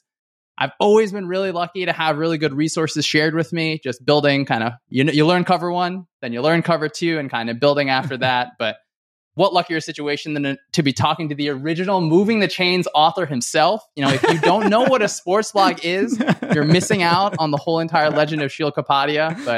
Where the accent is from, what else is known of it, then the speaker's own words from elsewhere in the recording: New Jersey, United States; I was lucky to play football in high school. I'm from Northern New Jersey. So please don't hold that against me.